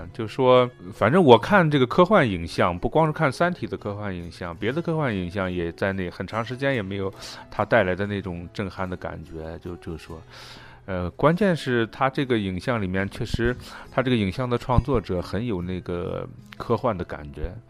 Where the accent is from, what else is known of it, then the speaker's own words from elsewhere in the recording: China; 而现在那个雨果奖，他为了因为我是中国人，他特别给那个奖杯做了一个中文的标牌给我寄过来